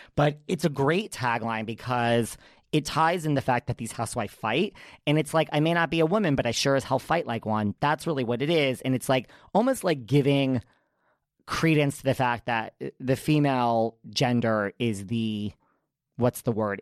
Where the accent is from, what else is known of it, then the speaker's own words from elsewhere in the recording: New York City, New York, United States; I'm from New York